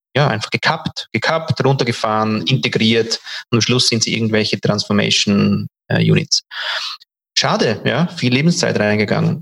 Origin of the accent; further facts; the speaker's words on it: Switzerland; Bei uns in der Schweiz